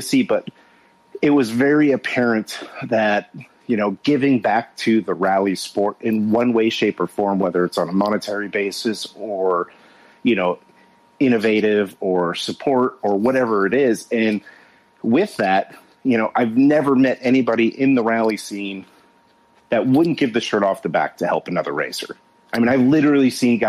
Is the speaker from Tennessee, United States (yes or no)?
no; Southern California, United States; I grew up in Southern California